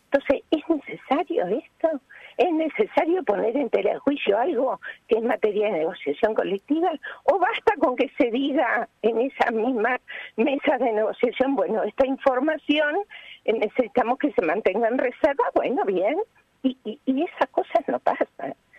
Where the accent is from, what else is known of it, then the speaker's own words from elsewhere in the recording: Uruguay; como uruguayos, ciudadanos y ciudadanas uruguayas y uruguayos orgullosos de las relaciones laborales de nuestro país